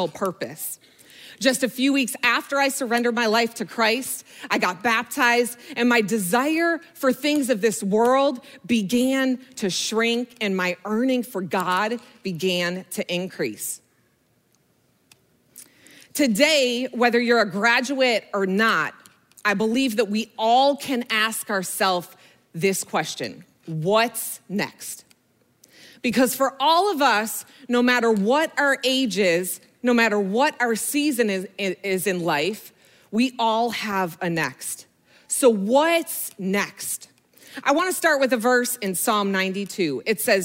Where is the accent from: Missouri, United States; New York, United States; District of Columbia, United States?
New York, United States; Buffalo; moved away as an adult; also born or lived in Florida; I grew up in Buffalo, New York, and I grew up in a single family home with my mom and my sister